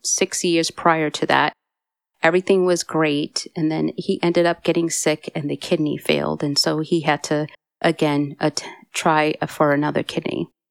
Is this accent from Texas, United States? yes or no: no; Massachusetts, United States; moved away; I'm originally from Massachusetts